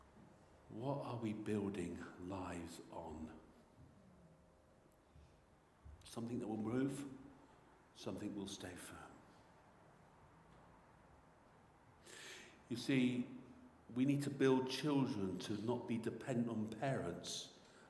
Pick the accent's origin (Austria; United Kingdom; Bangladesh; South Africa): United Kingdom; Devon, South West England; I come from Devon